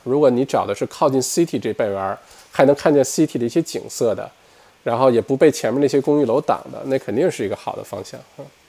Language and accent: Chinese; Heilongjiang, China; moved away as an adult; now in Australia; 我是东北人，黑龙江人啊